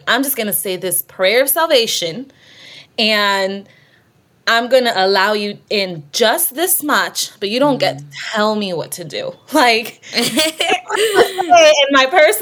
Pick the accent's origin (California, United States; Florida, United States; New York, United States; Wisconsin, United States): Florida, United States; Miami; now in Tulsa, United States; I grew up in Miami, so I haven't lived in Tulsa my whole life, but I grew up in Miami